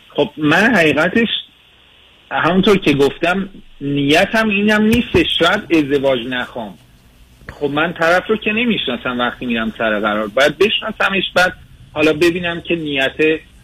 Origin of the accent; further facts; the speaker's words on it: Iran; moved away; من از خارج از ایران هستم باتون تماس میگیرم